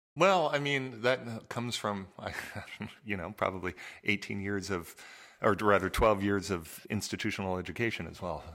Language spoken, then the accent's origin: English; Southern California, United States; I grew up in Southern California.